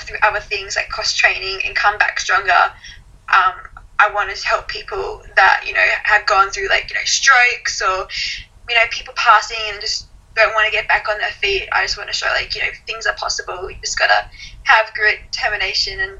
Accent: Gold Coast, Queensland, Australia; I'm from the Gold Coast, so, I go to the beach or go to cafes

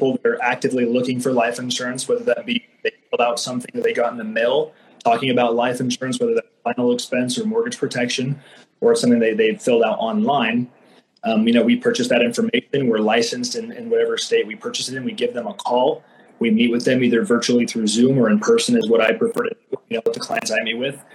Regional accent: Idaho, United States; I'm from Idaho.

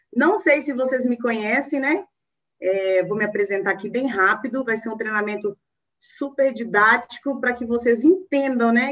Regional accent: northern Minas Gerais, Brazil; now in Belo Horizonte, Brazil; eu sou mineirinha de raiz, né? Sou mineira, nasci em Minas, lá no norte de Minas, e eu hoje moro em Belo Horizonte

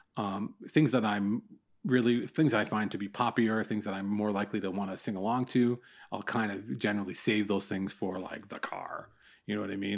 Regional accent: Newmarket, Ontario, Canada; I live, I grew up in Newmarket, just north of Toronto.

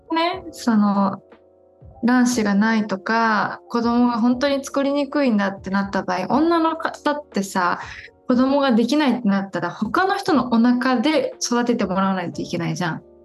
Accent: Japan; first language Japanese; also born or lived in Brazil; 日本で生まれ育ったんだけど

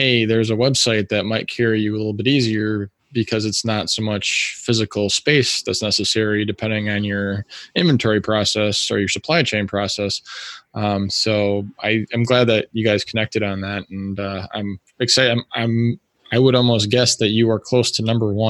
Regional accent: Wisconsin Rapids, Wisconsin, United States; now in Madison, United States; I grew up in Wisconsin Rapids, which is about an hour and a half north of here.

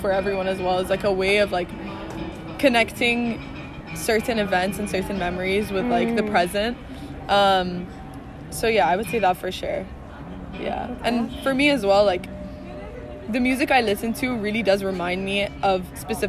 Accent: Bahrain; moved away as an adult; I grew up in Bahrain, So I'm originally from Bahrain.

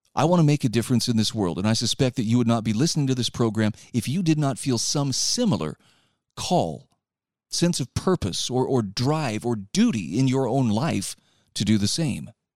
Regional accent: Utah, United States; my home state

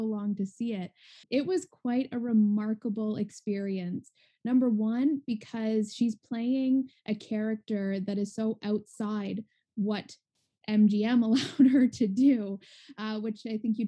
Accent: Ontario, Canada; am from Ontario, Canada

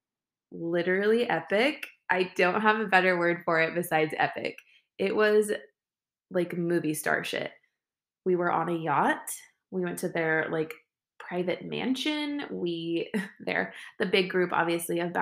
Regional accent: Northern California, United States; I'm from Northern California

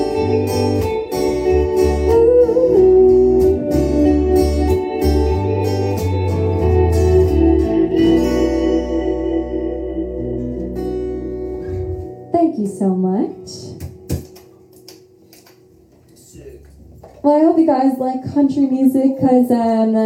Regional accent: McHenry, Illinois, United States; We are from McHenry, Illinois

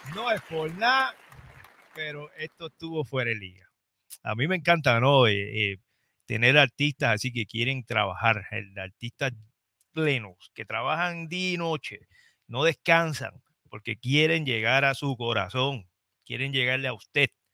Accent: Trujillo Alto, Puerto Rico; moved away; visitar mi pueblo

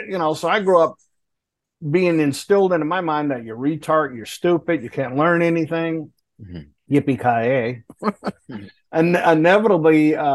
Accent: Lakeport, Michigan, United States; also born or lived in Port Huron, Michigan; I was raised in Lakeport, which is right next door to Port Huron.

